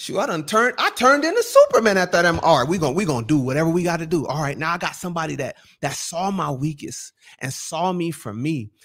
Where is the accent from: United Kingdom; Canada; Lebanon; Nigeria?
Nigeria; Bro, I'm a Nigerian.